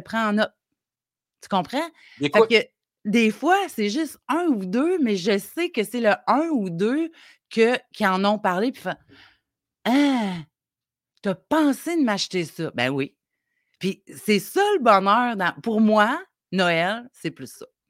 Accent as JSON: {"language": "French", "area": "Côte-Nord", "region": "Quebec", "country": "Canada", "said": "Je viens de la Côte-Nord"}